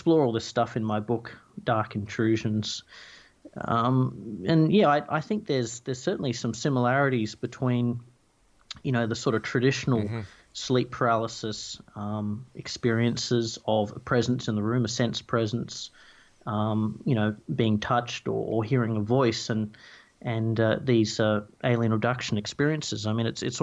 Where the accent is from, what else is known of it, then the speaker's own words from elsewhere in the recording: Tasmania, Australia; I grew up in Tasmania in the forest there